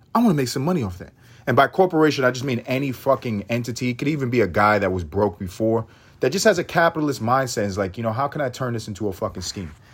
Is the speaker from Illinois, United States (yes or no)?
no; New York City, New York, United States; I'm, I'm from New York. I'm from New York.